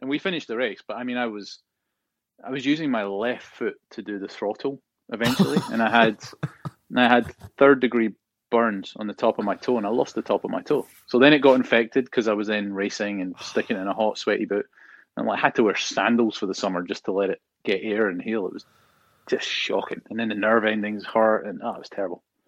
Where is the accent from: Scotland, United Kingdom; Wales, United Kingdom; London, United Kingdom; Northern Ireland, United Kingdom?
Scotland, United Kingdom; moved away; growing up in Scotland